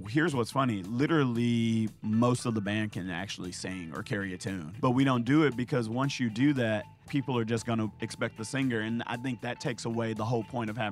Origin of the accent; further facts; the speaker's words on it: Memphis, Tennessee, United States; we're from Memphis